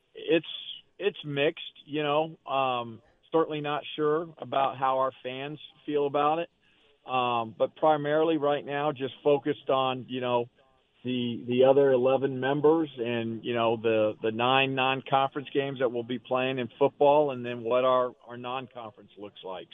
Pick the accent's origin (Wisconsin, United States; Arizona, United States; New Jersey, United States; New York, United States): Arizona, United States; Growing up in in Arizona